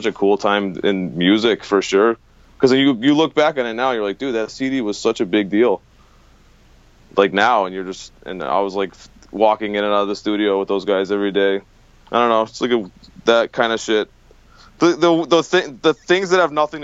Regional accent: Western Massachusetts, United States; going to shows and stuff growing up in the Western Mass

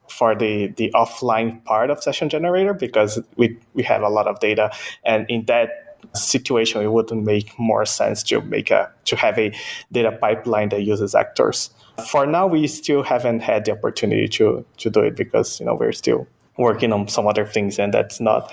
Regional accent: Brazil; born there; first language Portuguese; English is a second language; So my native language is actually Portuguese. So I was born in Brazil. I'm a Japanese Brazilian, so my native language is Portuguese. Second language is English.

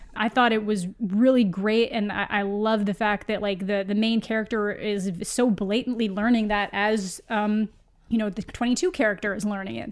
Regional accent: Canada; as a Canadian

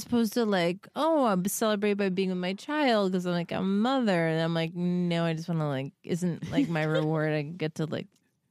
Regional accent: New York, United States; Well, my husband's from Boston and I'm from New York.

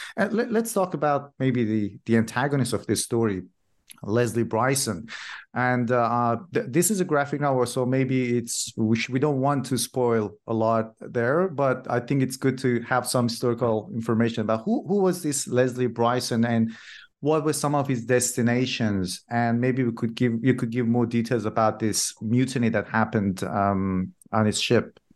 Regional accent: Iran; first language Persian; English is a second language; moved away; I'm originally from Iran myself, and in our language, in Farsi

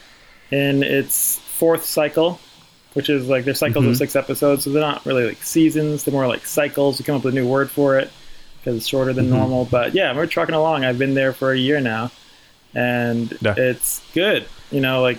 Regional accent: New York City, New York, United States; I grew up in the Bronx

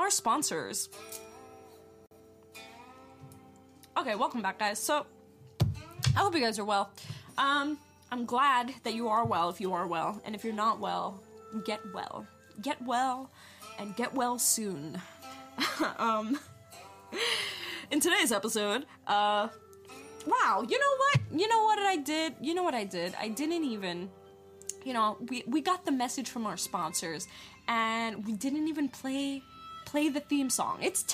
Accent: New York, United States; moved away; I'm originally from New York.

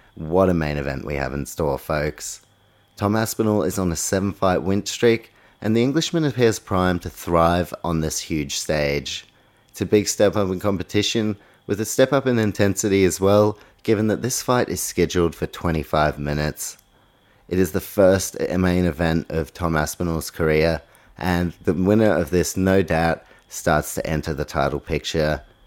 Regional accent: New Zealand; my fellow countryman, Dan Hooker

